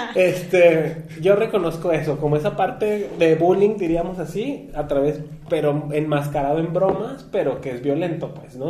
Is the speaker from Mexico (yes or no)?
yes; Mexico; como mexicanos